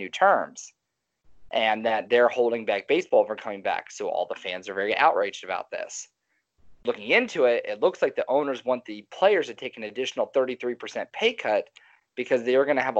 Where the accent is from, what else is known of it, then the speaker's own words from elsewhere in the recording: Cincinnati, Ohio, United States; now in Texas, United States; I grew up in Cincinnati.